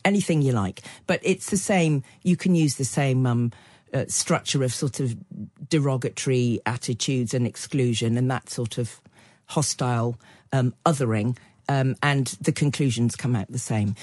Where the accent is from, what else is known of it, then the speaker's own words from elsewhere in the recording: Cotswolds, South West England, United Kingdom; I grew up in the Cotswold, Cotswolds in the sixties and early seventies